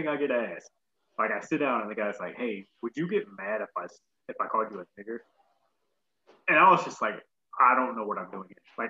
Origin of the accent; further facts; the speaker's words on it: Houston, Texas, United States; also born or lived in Pasadena, Texas; But I grew up in, I was born in Pasadena, which is majority Latino. And then I moved to Houston, Texas, where I stayed. I guess you could say Houston's diverse. I was in Guns Point. It's really Greens Point, but it was called Guns Point.